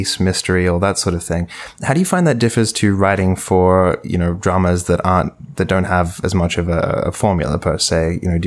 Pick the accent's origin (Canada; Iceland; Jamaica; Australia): Australia